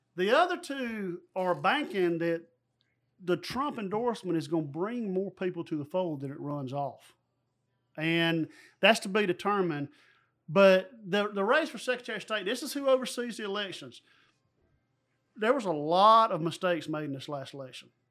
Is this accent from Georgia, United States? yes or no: yes; Dodge County, Georgia, United States; growing up in Dodge County